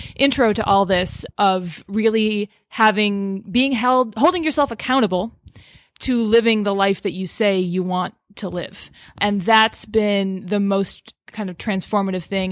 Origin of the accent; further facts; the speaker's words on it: Boston area, Massachusetts, United States; I'm from the Boston area.